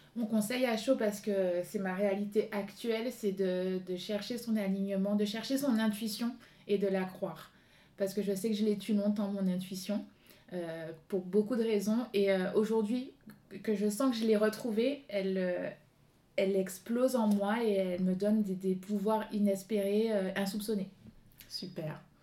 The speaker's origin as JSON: {"language": "French", "country": "Guadeloupe", "moved": "yes", "said": "fille du soleil, je viens de la Guadeloupe"}